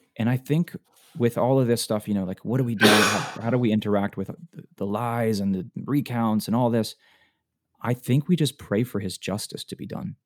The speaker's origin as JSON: {"language": "English", "region": "Florida", "country": "United States", "tie": "born or raised there", "moved": "as an adult", "lives_now": "Alabama, United States", "said": "I was born and raised in Florida all my life"}